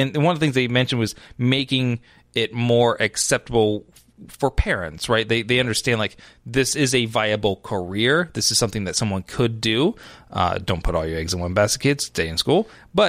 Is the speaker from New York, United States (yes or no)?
no; Seattle, Washington, United States; I am from Seattle, I do drink.